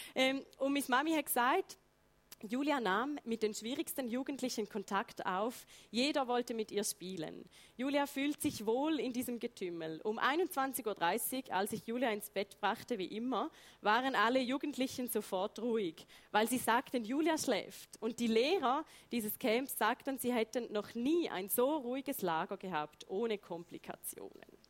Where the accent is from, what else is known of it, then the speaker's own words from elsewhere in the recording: Heiden, Appenzell Ausserrhoden, Switzerland; Ich bin in Heide geboren, Appenzell Ausserrödlerin, Vollblut